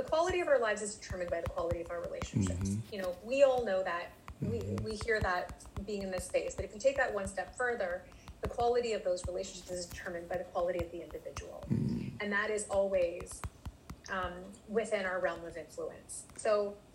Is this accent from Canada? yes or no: yes; Canada; I'm Canadian